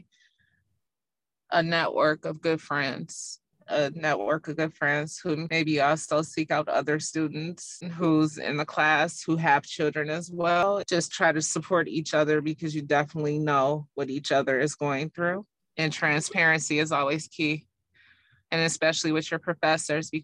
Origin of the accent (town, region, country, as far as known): United States